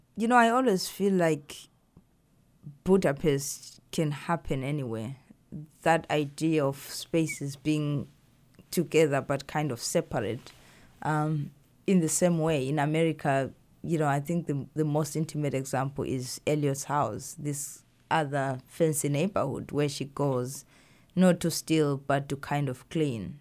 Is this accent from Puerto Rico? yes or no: no; Zimbabwe; now in United States; I grew up in Zimbabwe